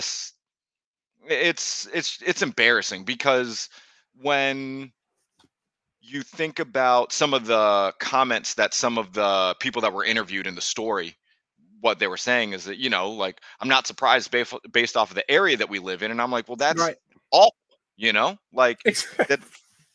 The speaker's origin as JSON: {"language": "English", "country": "United States", "said": "as an American"}